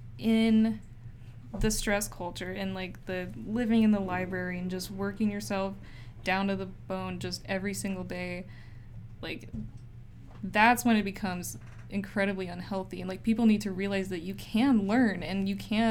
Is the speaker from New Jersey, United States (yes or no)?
no; Utah, United States; moved away as an adult; now in Berkeley, United States; I'm from Utah